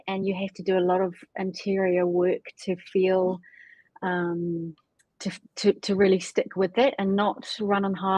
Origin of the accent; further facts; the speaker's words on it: New Zealand; I grew up in New Zealand with entrepreneur parents